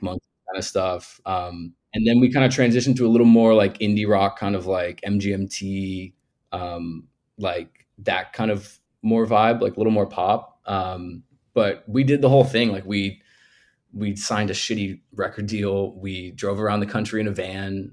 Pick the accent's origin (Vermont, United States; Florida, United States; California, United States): California, United States; Orange County; also born or lived in Los Angeles; I grew up in Orange County